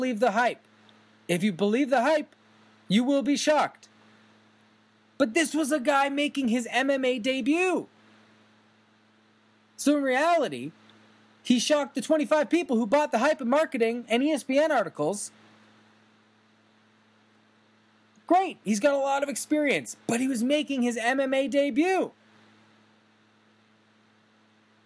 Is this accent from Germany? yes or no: no; Canada; as a Canadian